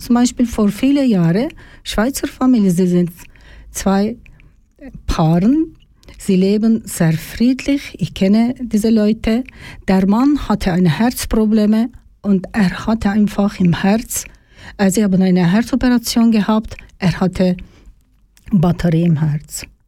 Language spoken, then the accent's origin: German; Turkey; German is a second language; moved away as an adult; now in Zofingen, Switzerland; Ich komme aus der Türkei.